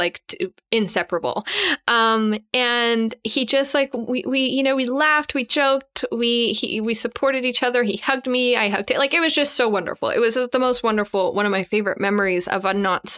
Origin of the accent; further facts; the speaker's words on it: Canada; I'm Canadian